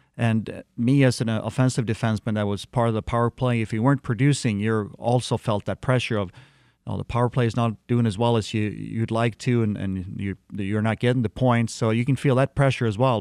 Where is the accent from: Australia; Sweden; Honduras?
Sweden; moved away as an adult; also born or lived in Detroit, Michigan; as a little kid, uh, growing up in Sweden